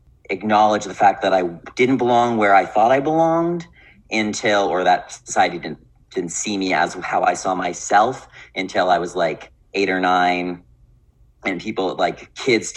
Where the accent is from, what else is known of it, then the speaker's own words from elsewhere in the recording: Winnipeg, Manitoba, Canada; also born or lived in Victoria; I grew up in Winnipeg, born and raised